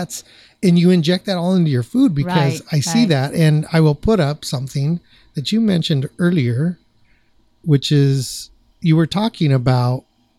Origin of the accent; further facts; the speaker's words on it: Placentia, California, United States; now in Whittier, United States; out of my hometown in Placentia